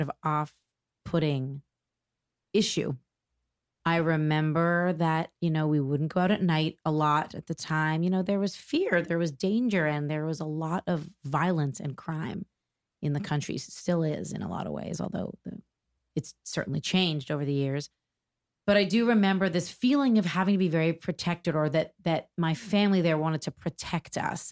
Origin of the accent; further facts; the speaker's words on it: Toronto, Ontario, Canada; moved away as an adult; now in New York, United States; I was born in Toronto, Canada. I'm Canadian, proudly Canadian, although I've lived in New York for over twenty years now.